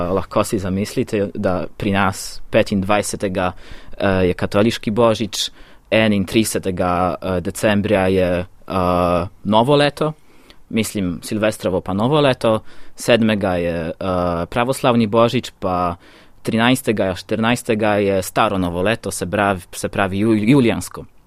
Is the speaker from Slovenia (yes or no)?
no; Białowieża Forest, eastern Poland, Podlaskie Voivodeship, Poland; Slovenian is a second language; moved away; prihajam iz Beloverskega pragozda iz vzhoda Poljske